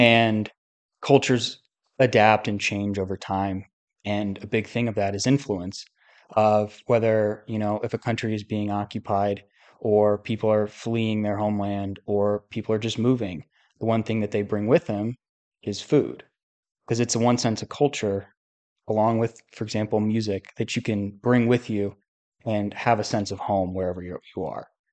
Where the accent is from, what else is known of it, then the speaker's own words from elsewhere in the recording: United States; I'm obviously an American